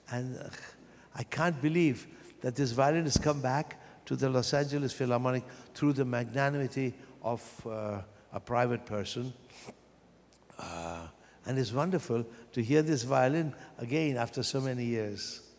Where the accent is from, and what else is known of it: Vienna, Austria; born or raised there; moved away